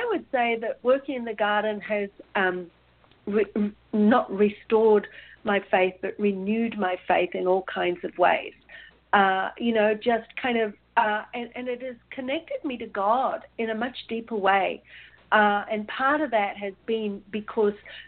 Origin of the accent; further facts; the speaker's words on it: Australia; moved away as an adult; also born or lived in New Zealand; growing up in Australia